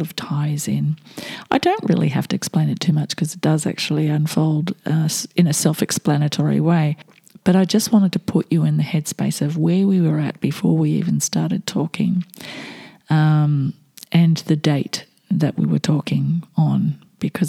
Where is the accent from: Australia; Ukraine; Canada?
Australia; I'm Australian